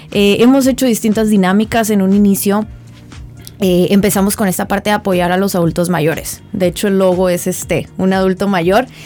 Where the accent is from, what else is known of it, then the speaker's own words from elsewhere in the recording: Mexicali, Baja California, Mexico; orgullosa de ser cachanilla.